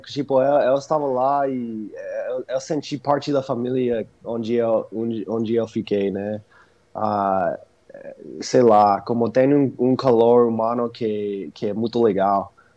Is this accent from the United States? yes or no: yes; Arizona, United States; Portuguese is a second language; aqui no Arizona tem muitos latinos